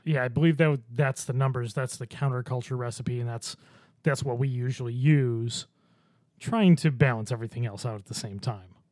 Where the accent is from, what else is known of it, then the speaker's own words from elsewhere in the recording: Orchard Park, New York, United States; I grew up near Orchard Park